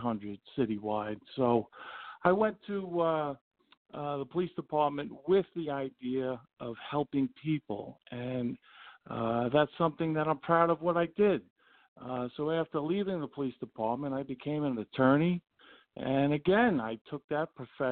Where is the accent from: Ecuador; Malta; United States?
United States; New York City, New York; I'm a native of Queens County and one of the boroughs of New York City. I grew up in Howard Beach